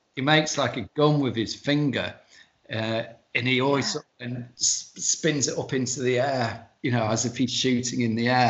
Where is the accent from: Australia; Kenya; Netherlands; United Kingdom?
United Kingdom; the north of England